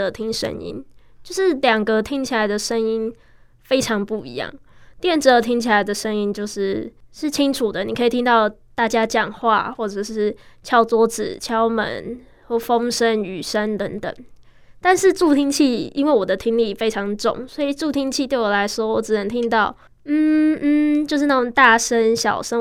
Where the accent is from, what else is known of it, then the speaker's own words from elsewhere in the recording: Taiwan; first language Chinese; 十七年前，我在这间医院出生了，是爸妈殷殷期盼的第一个孩子，也是很特别的婴儿